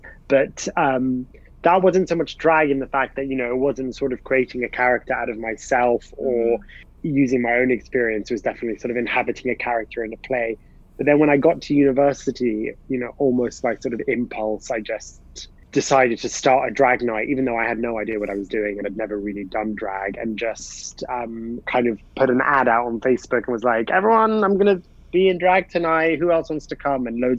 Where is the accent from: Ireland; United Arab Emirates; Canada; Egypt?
United Arab Emirates; Dubai; also born or lived in Bahrain; when I was growing up in Dubai and Bahrain, I didn't really want to sort of join in with any of like the boys' activities